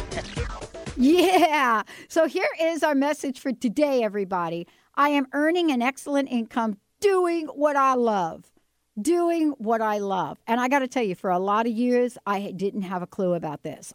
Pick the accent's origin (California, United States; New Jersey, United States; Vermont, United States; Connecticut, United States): New Jersey, United States; I'm from Jersey.